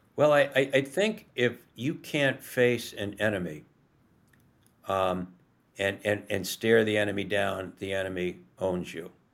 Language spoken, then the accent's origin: English; Rye, New York, United States; moved away; also born or lived in Cape Cod; we were raised outside Manhattan in Rye, New York